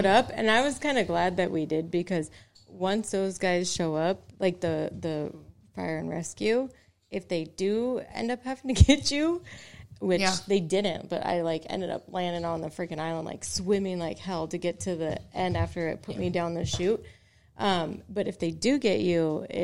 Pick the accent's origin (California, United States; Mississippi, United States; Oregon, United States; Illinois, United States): Oregon, United States; growing up in Oregon